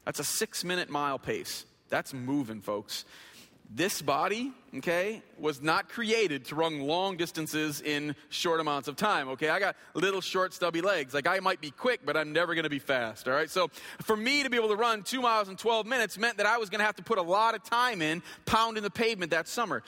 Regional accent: Flint, Michigan, United States; I grew up in Flint. I went to Flint Northern High School

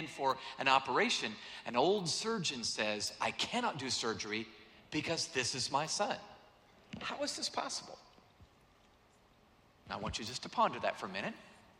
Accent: Atlanta, Georgia, United States; also born or lived in San Diego, United States; I'm from Atlanta. I don't know what this white stuff is. I've read about it. I've seen postcards. Really, seriously, most of my life I've lived in San Diego, California, 72 degrees all year round, and now Atlanta.

